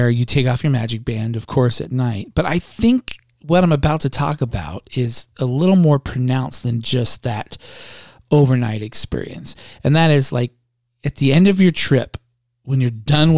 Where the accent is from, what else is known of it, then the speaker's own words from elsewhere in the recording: United States; moved away as an adult; also born or lived in Southern California / Arizona / Nashville, Tennessee; we grew up in Southern California and Arizona. But when we first moved to the South, we were up in Nashville